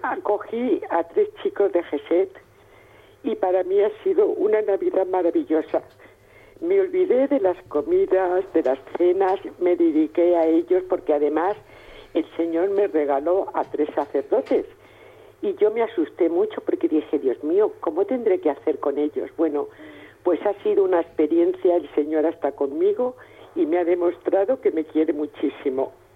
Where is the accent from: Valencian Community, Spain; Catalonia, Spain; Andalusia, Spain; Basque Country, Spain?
Valencian Community, Spain; Valencia; soy de Valencia